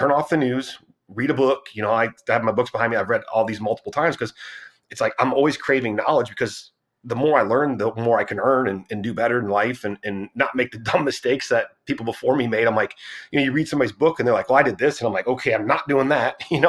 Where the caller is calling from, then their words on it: Fort Worth, Texas, United States; Fort Worth, Texas.